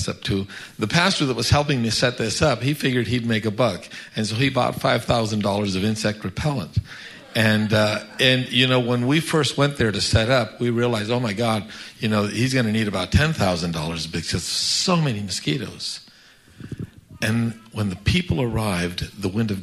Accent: Florida, United States; moved away as an adult; also born or lived in Tallahassee, Florida; now in Mexico; I grew up in the States

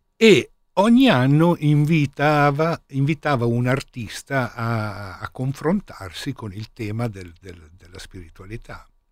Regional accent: Milan, Lombardy, Italy; essendo milanese

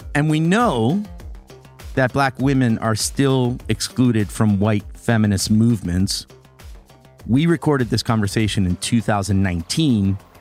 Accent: New York City, New York, United States; I still think about the times growing up in the Bronx when that was happening

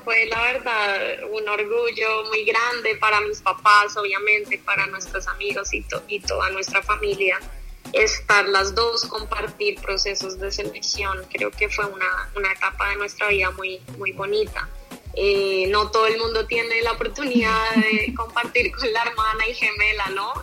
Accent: Colombia; moved away as an adult; also born or lived in United States; yo quería jugar en mi país

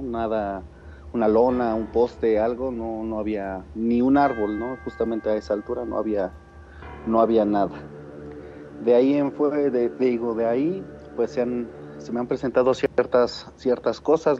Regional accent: Tulancingo, Hidalgo, Mexico; De Tulancingo Hidalgo

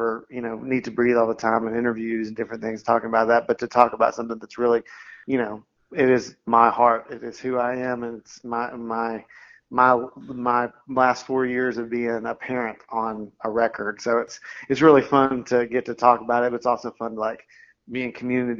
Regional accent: Knoxville, Tennessee, United States; Knoxville, my hometown

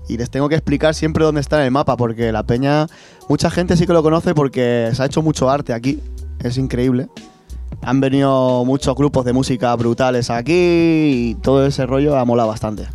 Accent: Puertollano, Castilla-La Mancha, Spain; esto es auténtica calidad de Puerto

